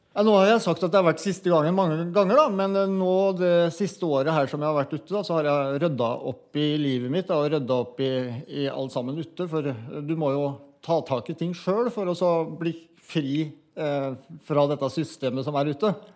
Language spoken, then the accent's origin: Norwegian; Mysen, Østfold, Norway; Jeg kommer fra Mysen, jeg eh, bor 20 minutter nede i gata her.